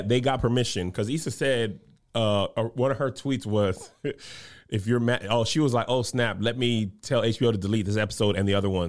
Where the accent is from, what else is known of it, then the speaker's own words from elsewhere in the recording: El Paso, Texas, United States; I didn't grow up knowing anything about Greek culture at all. Mm-hmm. Literally, I grew up in El Paso and on military bases.